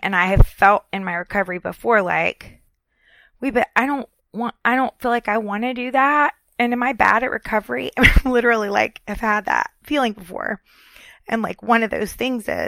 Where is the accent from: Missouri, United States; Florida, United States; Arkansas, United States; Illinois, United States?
Florida, United States; moved away as an adult; also born or lived in Richmond, Virginia; I'm from Florida